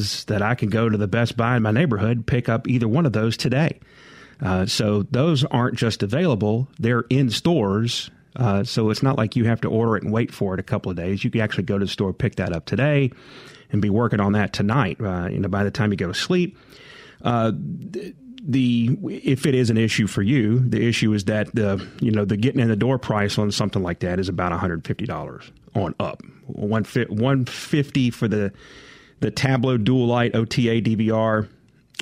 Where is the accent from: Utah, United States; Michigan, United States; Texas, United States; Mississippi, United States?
Mississippi, United States; Jackson; growing up in Jackson